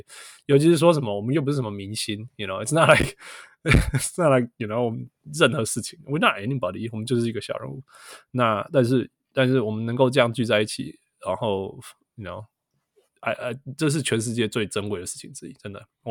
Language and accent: Chinese; Taiwan; first language Taiwanese Hokkien; Chinese is a second language; 台湾话，我不讲台湾话，因为你没有那个环境，因为讲的人越来越少。但是，you know 当当我听到我的母语的时候，我会觉得我在家里